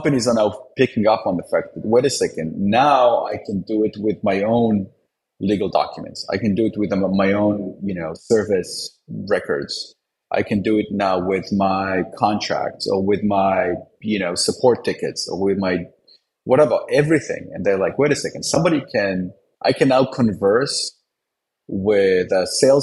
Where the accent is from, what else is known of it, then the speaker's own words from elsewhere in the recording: Israel; now in United States; I was born in Israel